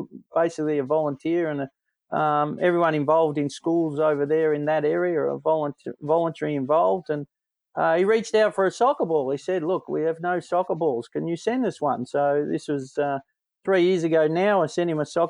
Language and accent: English; Sunbury, Victoria, Australia; I grew up in Sunbury, and we were the last house on the edge.